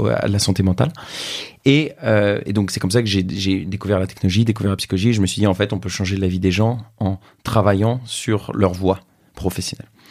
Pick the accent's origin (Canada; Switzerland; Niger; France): France; j'ai 27 ans, je suis français